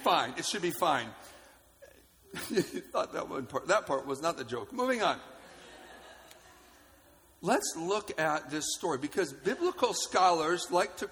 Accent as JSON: {"language": "English", "town": "Holland", "region": "Michigan", "country": "United States", "tie": "born or raised there", "said": "I grew up in Holland, and so there's boats"}